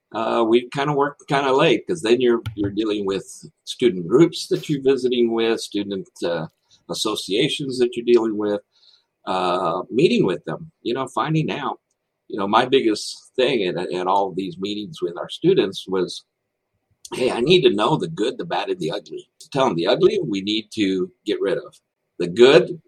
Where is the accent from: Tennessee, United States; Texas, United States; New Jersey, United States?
Texas, United States; I was born and raised in Texas